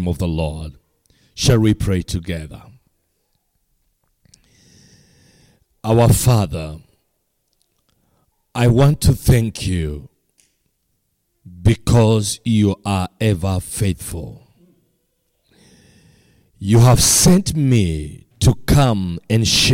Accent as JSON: {"language": "English", "country": "Kenya", "said": "from Kenya."}